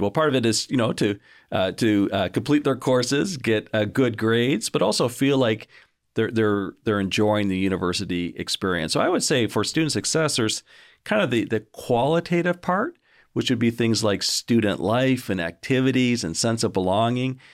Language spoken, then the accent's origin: English; Canada; moved away as an adult; also born or lived in United States; now in Augusta, United States; I'm not originally from Georgia, surprise, uh, originally from, from Canada